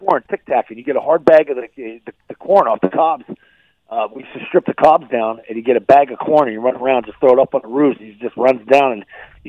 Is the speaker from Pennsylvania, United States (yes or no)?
yes; Pittsburgh, Pennsylvania, United States; moved away; I grew up in Pittsburgh, so I grew up on sauerkraut and brats and Vikings and Polish food.